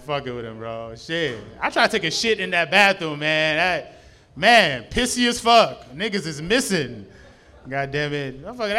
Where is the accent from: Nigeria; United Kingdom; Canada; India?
Nigeria; now in United States; I was born in Nigeria, man.